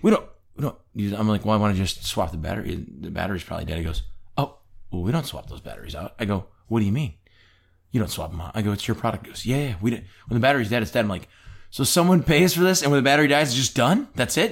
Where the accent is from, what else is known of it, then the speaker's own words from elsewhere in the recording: Michigan, United States; we're both from Michigan.